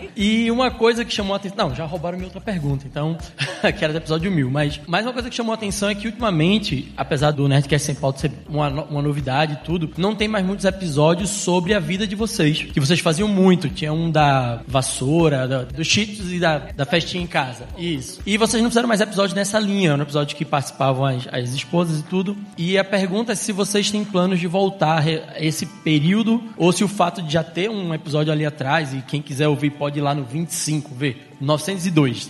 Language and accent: Portuguese; Recife, Pernambuco, Brazil; now in São Paulo, Brazil; sou de Recife, moro em São Paulo hoje